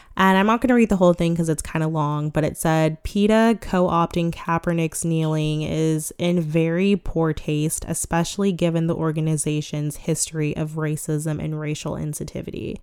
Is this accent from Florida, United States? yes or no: no; Sacramento, California, United States; born or raised there